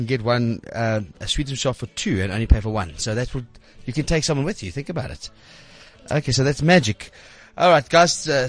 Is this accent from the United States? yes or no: no; South Africa; I'm missing my country. I'm from South Africa